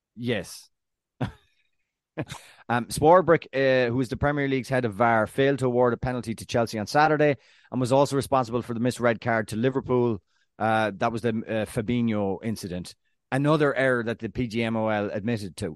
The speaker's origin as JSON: {"language": "English", "country": "Ireland", "said": "being Irish"}